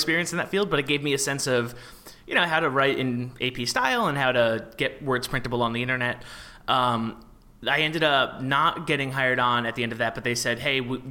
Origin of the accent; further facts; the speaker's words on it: New York area, United States; I'm from the New York area